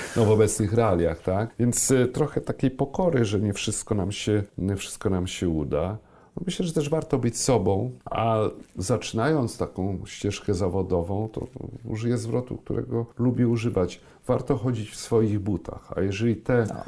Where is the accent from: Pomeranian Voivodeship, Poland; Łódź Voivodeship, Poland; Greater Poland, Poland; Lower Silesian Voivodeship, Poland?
Pomeranian Voivodeship, Poland; Słupsk; moved away as an adult; also born or lived in Szczecinek / Gdańsk; now in Warsaw, Poland; Ja urodziłem się w Szczecinku. Jak e, skończyłem pierwszą klasę, przenieśliśmy się do Słupska.